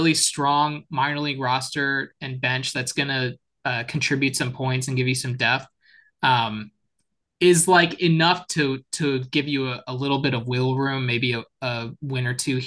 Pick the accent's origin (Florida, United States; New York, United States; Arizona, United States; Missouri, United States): Missouri, United States; St. Louis; my hometown St. Louis